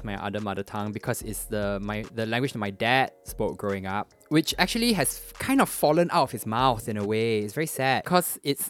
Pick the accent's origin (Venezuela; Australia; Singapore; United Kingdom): Singapore